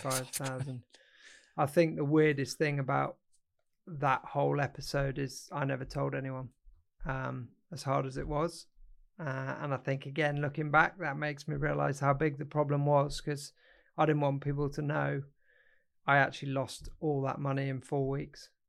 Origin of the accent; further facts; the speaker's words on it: Derbyshire, East Midlands, United Kingdom; also born or lived in Kenya / Northamptonshire; then we came back to the U K. Um, lived in Derbyshire, um, for a number of years, and then I went off to boarding school when I was thirteen